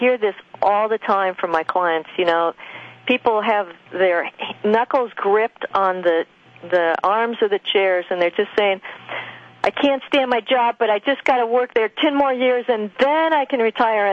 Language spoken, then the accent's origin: English; Loveland, Colorado, United States; the farm I grew up on in Loveland, Colorado